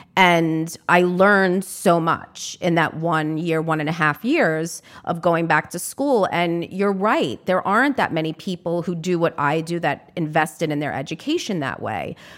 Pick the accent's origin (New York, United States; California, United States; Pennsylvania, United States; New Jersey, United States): New York, United States; New York City; as a New Yorker